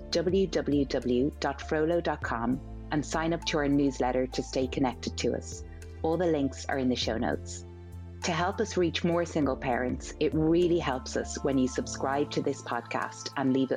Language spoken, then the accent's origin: English; Ireland; it's my home country